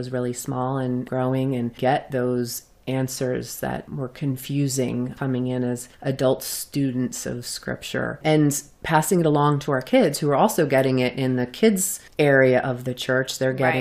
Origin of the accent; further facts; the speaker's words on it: New Jersey, United States; we're from New Jersey